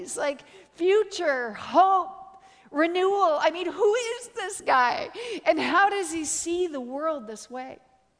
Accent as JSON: {"language": "English", "country": "Canada", "said": "I'm Canadian"}